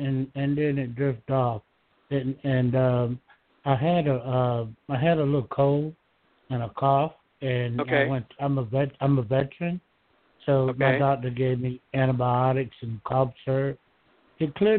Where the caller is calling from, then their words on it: Georgia, United States; I'm calling from Georgia.